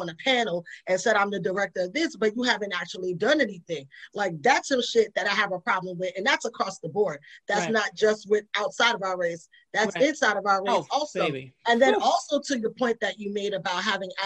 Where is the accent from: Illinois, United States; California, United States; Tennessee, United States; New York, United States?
New York, United States; New York City; I was Latino whether I wanted to be or not, because I grew up in the Bronx